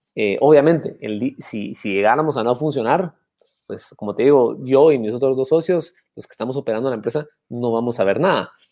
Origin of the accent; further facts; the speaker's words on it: Antigua Guatemala, Sacatepéquez, Guatemala; Antigua Guatemala, donde yo nací, y crecí